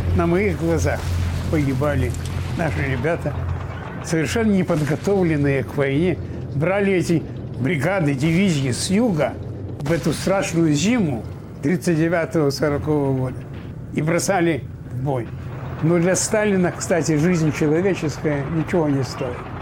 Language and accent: Russian; Slawharad, Mogilev Region, Belarus; also born or lived in Odesa, Ukraine; now in United States; Я родился в Белоруссии, Славгород, в 21 году